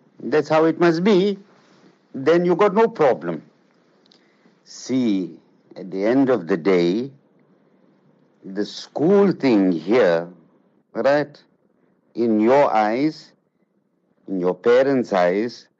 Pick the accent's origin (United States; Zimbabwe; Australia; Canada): Zimbabwe; moved away; I grew up in Zimbabwe